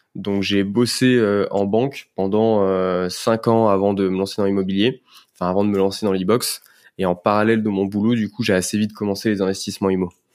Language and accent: French; Lyon, Auvergne-Rhône-Alpes, France; moved away as an adult; now in Paris, France; je suis lyonnais d'origine